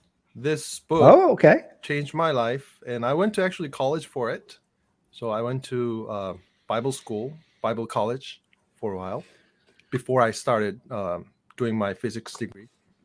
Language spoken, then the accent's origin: English; South Korea; English is a second language; moved away as an adult; now in Bellingham, United States; I grew up in Korea, and it's been about 11 years since I moved to the U.S., and I was in ROK Army, Korean Army, South Korean Army, and I was a Christian missionary for a while too.